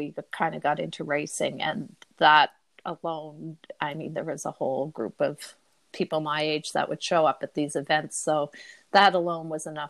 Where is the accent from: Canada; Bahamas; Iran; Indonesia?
Canada; North Sydney, Nova Scotia; moved away; I grew up in Cape Breton in North Sydney